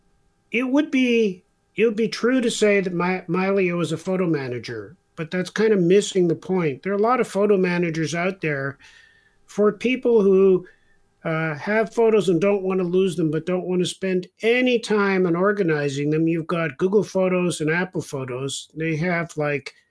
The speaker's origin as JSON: {"language": "English", "country": "Israel", "tie": "born or raised there", "said": "I was born in Israel."}